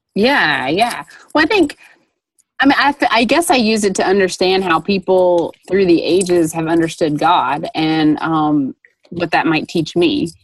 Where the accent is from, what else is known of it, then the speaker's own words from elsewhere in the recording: Dayton, Tennessee, United States; Bryan College in Dayton, Tennessee, which is my hometown